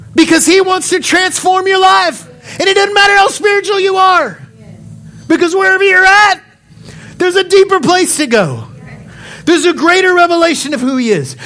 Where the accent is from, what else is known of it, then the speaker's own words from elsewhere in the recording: Odessa, Texas, United States; I'm from Odessa